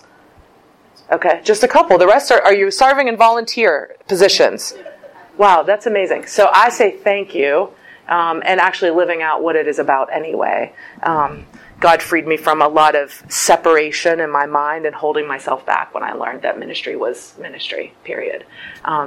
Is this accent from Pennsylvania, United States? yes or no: yes; Pittsburgh, Pennsylvania, United States; moved away as an adult; now in Cleveland, United States; I lived a really long time in Pittsburgh my whole life, except for 4 years ago. Moved to Cleveland